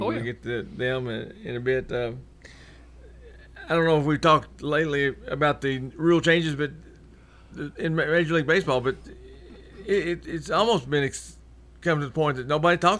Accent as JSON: {"language": "English", "town": "Martin", "region": "Tennessee", "country": "United States", "lives_now": "Murfreesboro, United States", "said": "from Martin, Tennessee."}